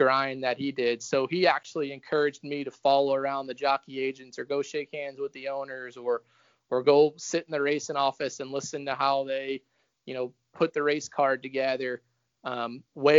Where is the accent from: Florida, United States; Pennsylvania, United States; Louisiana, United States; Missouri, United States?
Louisiana, United States; my experience growing up in Louisiana on the backside